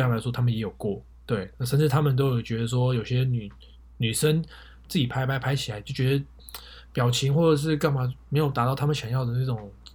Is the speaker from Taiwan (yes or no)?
yes; Taiwan; moved away; also born or lived in North America; 我们台湾人会叫做写真集